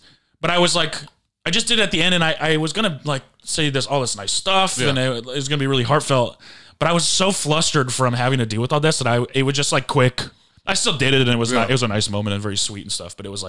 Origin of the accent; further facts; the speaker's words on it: Michigan, United States; I'm from Michigan